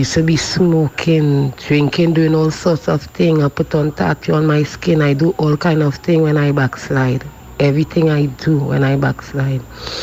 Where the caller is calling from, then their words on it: Maloney, Trinidad & Tobago; I'm calling from Maloney.